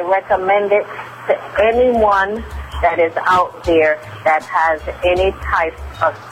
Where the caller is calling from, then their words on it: New York City, New York, United States; I am calling you from Queens, New York.